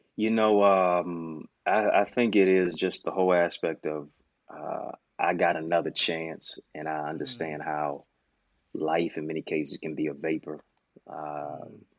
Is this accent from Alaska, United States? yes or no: no; Detroit, Michigan, United States; my hometown is Motown, Detroit, East Side